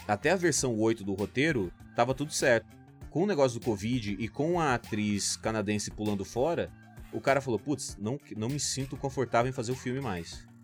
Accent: Cuiabá, Mato Grosso, Brazil; nascido em Cuiabá, no Mato Grosso

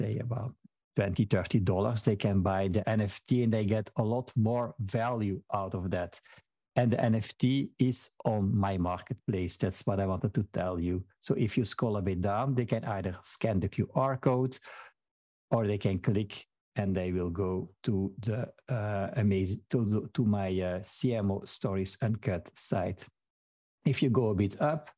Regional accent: Belgium; first language Dutch (Flemish); English is a second language; I am from Belgium, but in Belgium, we speak different languages. So my native language is Dutch or Flemish

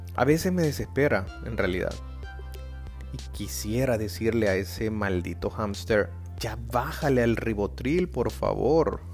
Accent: El Salvador; de El Salvador

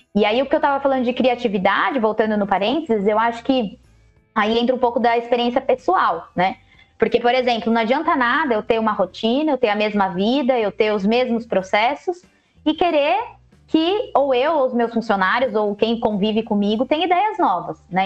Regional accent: Jundiaí, São Paulo, Brazil; moved away as an adult; Ah, mas eu mudei também de São Paulo, voltei para Jundiaí, que é a minha cidade natal

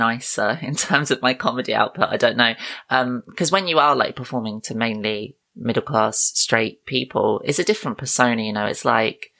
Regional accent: United Kingdom; I am a comedian from the United Kingdom

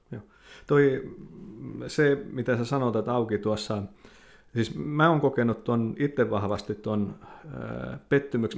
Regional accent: Lapua, South Ostrobothnia, Finland; moved away as an adult; also born or lived in North America; synnyin seudullani Lapualla

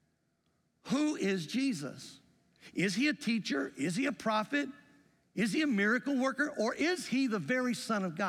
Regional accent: the South, United States; accent: Southern; also born or lived in Greenfield, Indiana; now in Indiana, United States; I grew up going to high school and junior high in the South

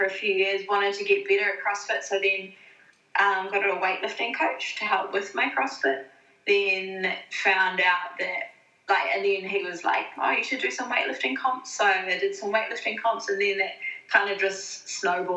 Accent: Blenheim, Marlborough, New Zealand; also born or lived in Christchurch, New Zealand / Auckland, New Zealand; now in Tasmania, Australia; I'm from Blenheim, so top of the South Island

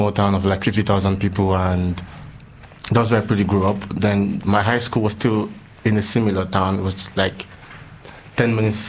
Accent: Delta, Nigeria; moved away as an adult; also born or lived in Lagos, Nigeria; now in Budapest, Hungary; So I'm from the south. So in Nigeria, we have like states. So I'm from Delta State, which is in the south part of Nigeria. Yeah, so I was born there. I grew up there.

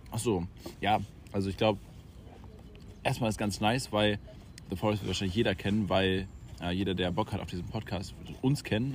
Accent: Schwerin, Mecklenburg-Vorpommern, Germany; ich komme auch aus Schwerin

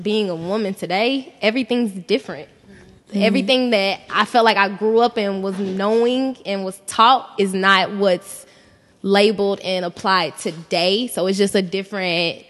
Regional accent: Kansas City, Missouri, United States; I am from Kansas City, Missouri

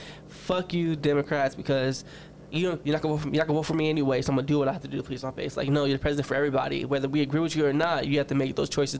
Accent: United States; I'm very proud to be American

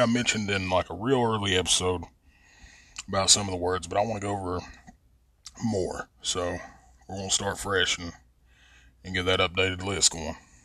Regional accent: Logan, West Virginia, United States; moved away as an adult; also born or lived in Mingo County, West Virginia; I'm originally from Logan, but I live here now

